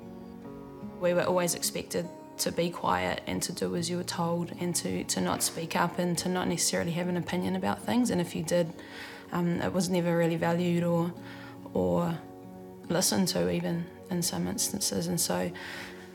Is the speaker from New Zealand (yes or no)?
yes; Rotorua, Bay of Plenty, New Zealand; moved away as an adult; also born or lived in Palmerston North; I was born and raised in Rotorua.